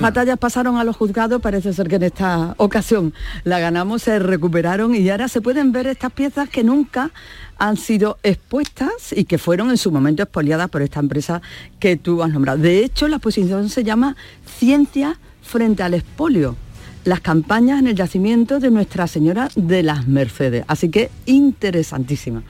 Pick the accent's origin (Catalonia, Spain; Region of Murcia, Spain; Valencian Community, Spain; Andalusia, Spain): Andalusia, Spain; Gilena; sea mi pueblo